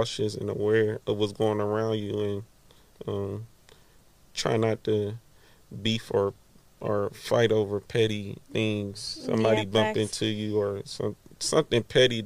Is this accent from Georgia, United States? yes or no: yes; Gwinnett County, north of Atlanta, Georgia, United States; I'm from Gwinnett. I was born on the north